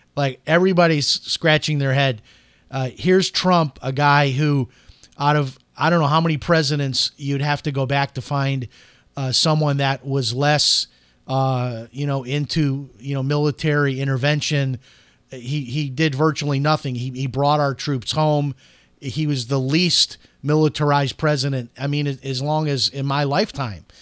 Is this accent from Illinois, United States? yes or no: yes; Chicago, Illinois, United States; I'm from Chicago